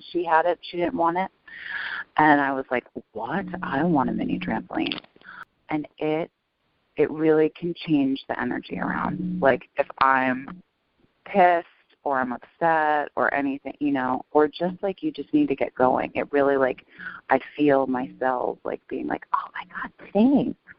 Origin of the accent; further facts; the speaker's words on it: New York City, New York, United States; I grew up in New York City